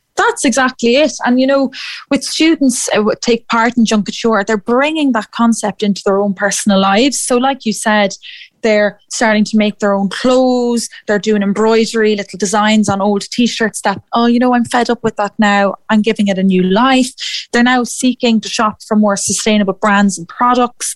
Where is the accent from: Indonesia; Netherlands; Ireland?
Ireland; Athlone, Leinster; moved away as an adult; also born or lived in Edinburgh; I'm from Athlone myself